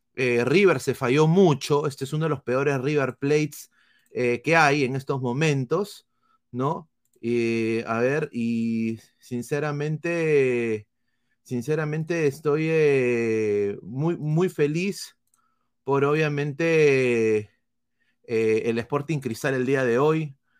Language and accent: Spanish; Peru; nosotros somos peruanos